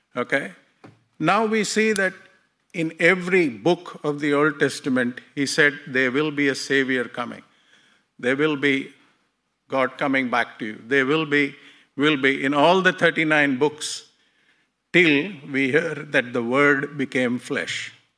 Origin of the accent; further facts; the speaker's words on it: India; I was born in India in a Hindu family